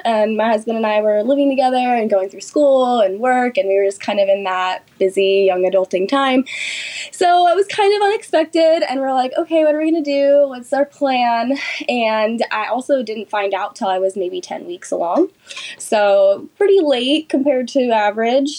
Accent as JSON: {"language": "English", "town": "Sacramento", "region": "California", "country": "United States", "tie": "born or raised there", "said": "I'm from Sacramento, California, born and raised here"}